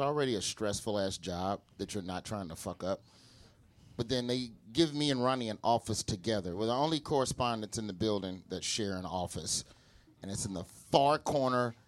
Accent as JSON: {"language": "English", "region": "Alabama", "country": "United States", "also_born_or_lived": "Los Angeles", "moved": "as an adult", "lives_now": "New York, United States", "said": "I'm from Alabama. We didn't get Asians till like 03, 04. And I left for L.A. in 07"}